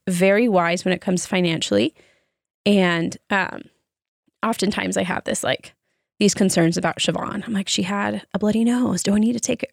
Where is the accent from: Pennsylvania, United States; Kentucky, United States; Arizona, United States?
Arizona, United States; growing up in Arizona